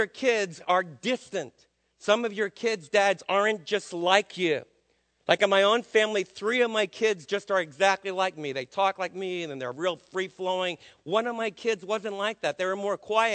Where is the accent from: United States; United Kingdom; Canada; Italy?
United States; as American dads